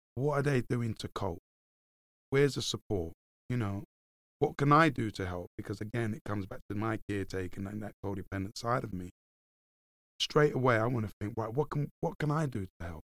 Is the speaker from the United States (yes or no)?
no; London, United Kingdom; I grew up in Hackney, in the darkest, deepest parts of Hackney.